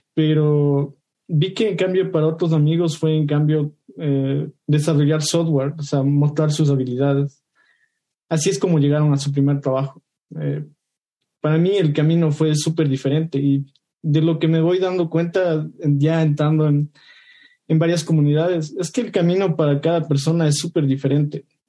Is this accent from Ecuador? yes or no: yes; Ecuador; soy de Ecuador